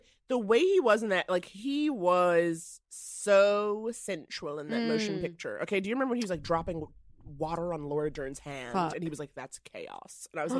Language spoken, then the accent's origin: English; New York, United States; When I was a kid, again, growing up in New York, like all I wanted was to be on Broadway.